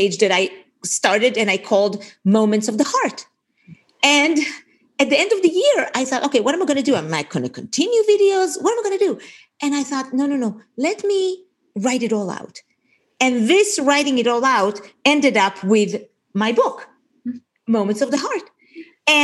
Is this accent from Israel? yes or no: yes; Israel; moved away as an adult; now in Portland, United States; I grew up in Israel, served in the Israeli military, was an officer in the Israeli army, came here to America in December of 1986